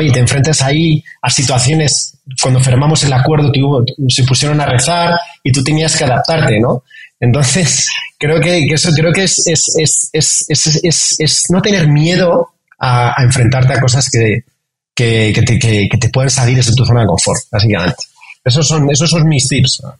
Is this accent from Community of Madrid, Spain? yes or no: yes; Madrid, Community of Madrid, Spain; moved away as an adult; now in Mexico; yo nací cerca del Bernabéu. Me siento, es que me siento madrileño muy, muy orgulloso